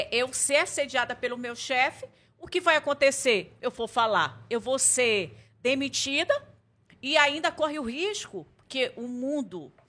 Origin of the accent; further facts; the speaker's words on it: Codajás, Amazonas, Brazil; now in Manaus, Brazil; mas eu vim de Codajás para Manaus, então eu tive que morar sozinha